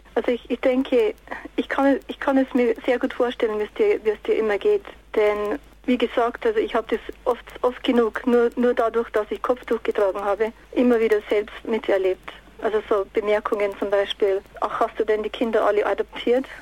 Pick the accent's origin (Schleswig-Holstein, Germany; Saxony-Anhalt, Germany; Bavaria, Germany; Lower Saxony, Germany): Bavaria, Germany; Bavarian Forest, Germany; moved away as an adult; also born or lived in United States / Japan; now in England; ich bin im Bayerischen Wald geboren und mit 18 Jahren ging ich nach Amerika